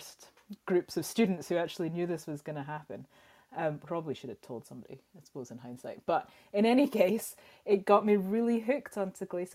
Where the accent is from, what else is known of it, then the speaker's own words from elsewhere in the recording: Scotland, United Kingdom; growing up in Scotland